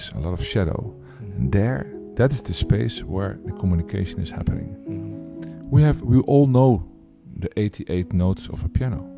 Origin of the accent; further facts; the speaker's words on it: Amsterdam, North Holland, Netherlands; I'm from Amsterdam, the Netherlands.